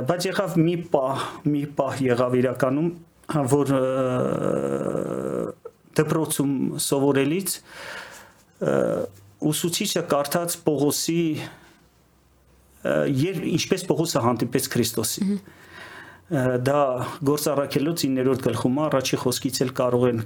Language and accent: Armenian; Yerevan, Armenia; moved away as an adult; also born or lived in Moscow, Russia / Siberia, Russia; now in Kyiv, Ukraine; ծնվել եմ շատ վաղուց, դեռ սովետ էր։ Երևանում եմ ծնվել, ստեղ դպրոց եմ գնացել, բայց երբ որ արդեն դպրոցը ավարտեցի, մեկնեցի Մոսկվա